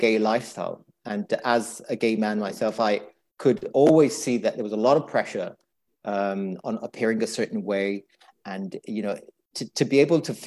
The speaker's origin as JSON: {"language": "English", "country": "Italy", "moved": "yes", "lives_now": "London, United Kingdom", "said": "I live in London. Originally, I'm from Italy. My ethnic background is from Eritrea."}